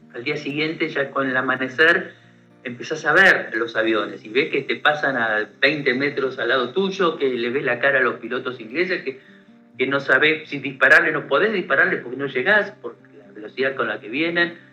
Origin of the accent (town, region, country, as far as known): Argentina